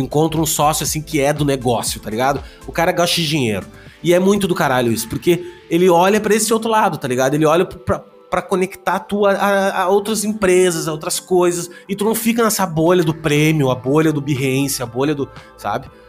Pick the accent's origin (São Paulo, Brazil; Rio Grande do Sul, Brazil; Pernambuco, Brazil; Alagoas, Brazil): Rio Grande do Sul, Brazil; Gaúcho; eu sou gaúcho